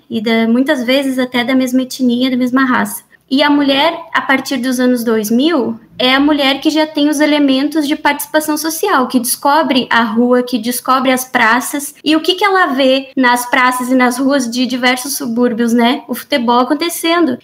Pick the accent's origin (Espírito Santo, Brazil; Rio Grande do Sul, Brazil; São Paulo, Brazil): Rio Grande do Sul, Brazil; eu, eu sou gaúcha